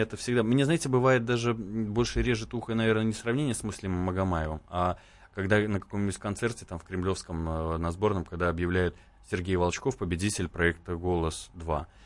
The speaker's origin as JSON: {"language": "Russian", "country": "Belarus", "said": "Даже я белорус"}